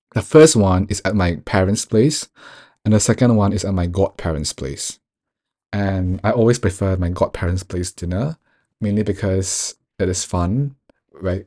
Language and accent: English; Singapore; moved away; also born or lived in United Kingdom; growing up in Singapore